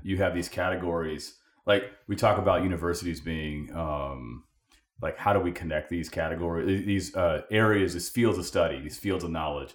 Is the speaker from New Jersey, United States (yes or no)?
no; California, United States; moved away as an adult; we're from Cali